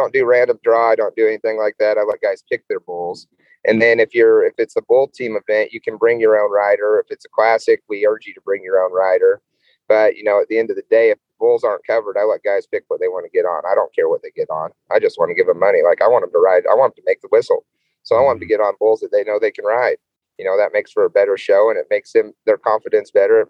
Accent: Brush, Colorado, United States; now in Bennett, United States; Brush was my hometown. That's where I grew up. And now I live in Bennett.

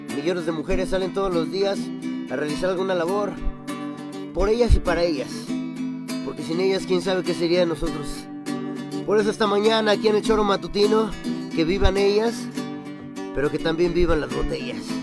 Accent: Xochitepec, Morelos, Mexico; Yo soy de Xochitepec, Morelos, capital del mundo, sucursal del cielo.

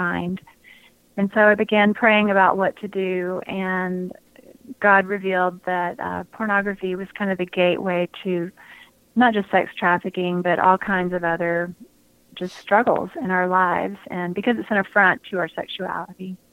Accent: outside of Atlanta, Georgia, United States; I grew up outside of Atlanta

